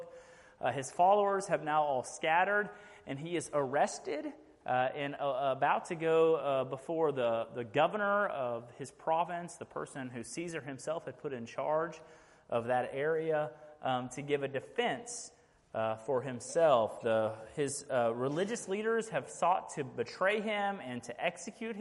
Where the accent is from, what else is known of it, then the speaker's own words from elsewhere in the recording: Fort Bend ISD, Texas, United States; moved away as an adult; now in Rockdale, United States; I grew up in Fort Mend ISD